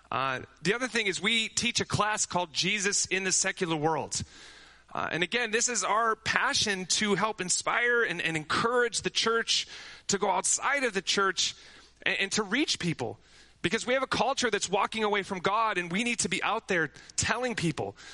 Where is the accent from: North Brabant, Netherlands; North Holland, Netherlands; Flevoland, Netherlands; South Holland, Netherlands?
North Holland, Netherlands; Amsterdam; You know, my brother and I, we grew up in Amsterdam where my parents' mission started.